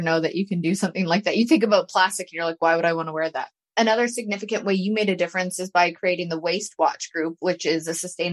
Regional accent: Canada; now in Tennessee, United States; I'm from Canada

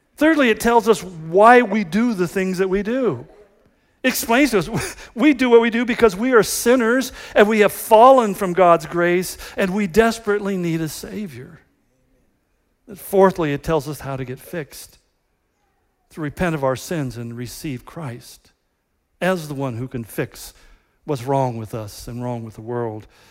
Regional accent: United States; we are just Americans

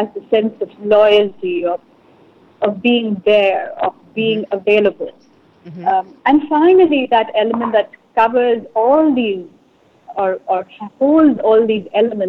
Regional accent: India; You know, I have to say, growing up in India is a very it's not just one picture.

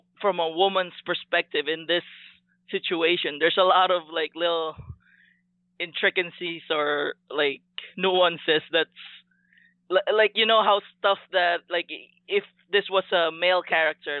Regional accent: Philippines; growing up in Filipino culture

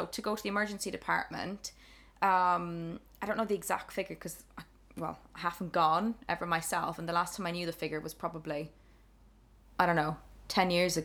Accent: Ireland; now in United Kingdom; I come from Ireland

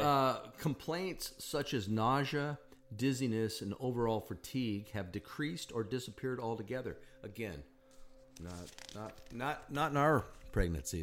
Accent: Sioux Falls, South Dakota, United States; moved away; I grew up in Sioux Falls, South Dakota

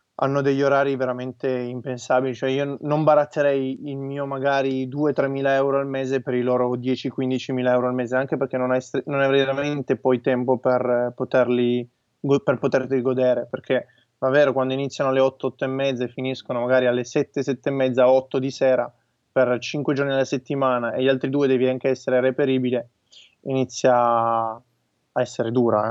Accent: Turin, Piedmont, Italy; noi siamo di Torino

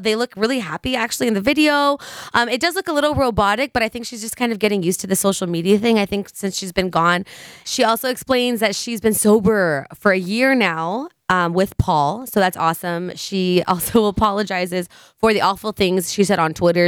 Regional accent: San Leandro, California, United States; also born or lived in Hayward, California / Oakland, California; I've lived in San Leandro since I was five, so for the past twenty years

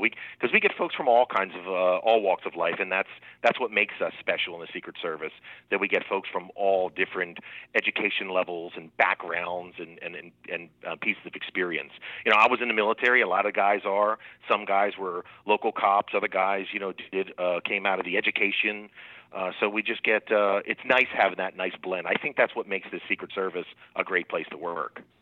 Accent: Trenton, New Jersey, United States; moved away as an adult; also born or lived in Maryland; now in Americus, United States; was born and raised in Trent, New Jersey, and I still call New Jersey kind of home for me

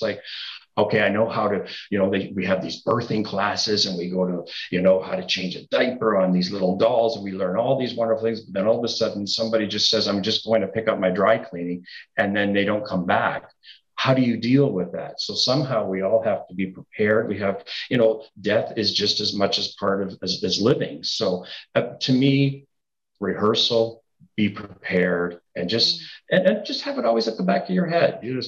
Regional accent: Niagara Falls, Ontario, Canada; also born or lived in Toronto; I was born and raised in Niagara Falls. Mm-hmm. I moved to Toronto, lived there 36 years, and then I just came back home.

